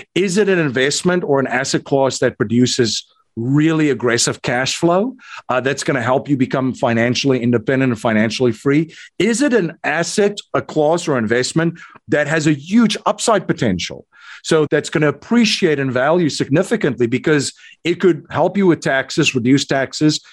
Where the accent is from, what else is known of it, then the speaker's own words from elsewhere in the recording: South Africa; accent: South African; moved away as an adult; now in United States; I'm originally from South Africa. So, that's hence the South African. the South African accent. I came to the United States in 2001